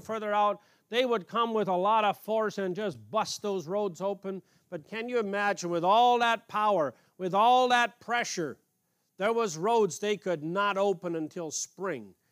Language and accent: English; Canada; moved away; I grew up in Canada as a little boy